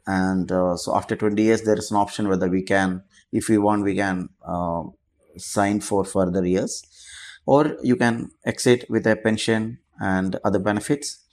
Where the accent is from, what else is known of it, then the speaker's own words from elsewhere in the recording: Kochi, Kerala, India; moved away as an adult; also born or lived in Goa; now in Dubai, United Arab Emirates; I'm from Cochin, Kerala